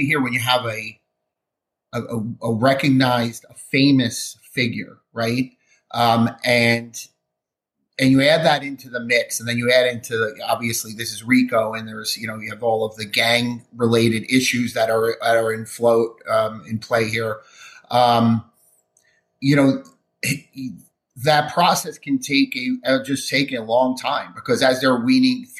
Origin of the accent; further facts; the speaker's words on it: New Jersey, United States; I'm from New Jersey